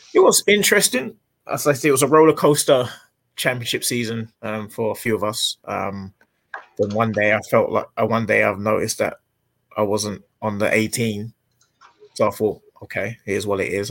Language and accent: English; England, United Kingdom; moved away as an adult; now in United States; I'm English